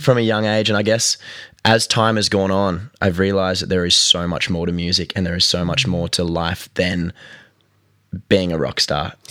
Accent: Newcastle, New South Wales, Australia; I am from Newcastle on the East Coast of New South Wales.

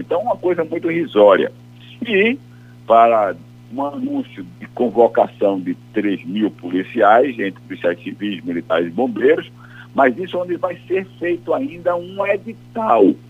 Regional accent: Brazil; eu sou brasileiro

